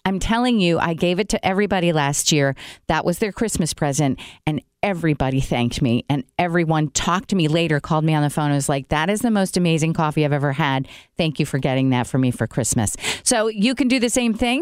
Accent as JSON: {"language": "English", "country": "Brazil", "tie": "born or raised there", "moved": "yes", "lives_now": "United States", "said": "I grew up in Brazil"}